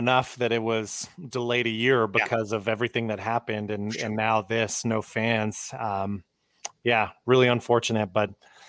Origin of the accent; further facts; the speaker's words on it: United States; for me as an American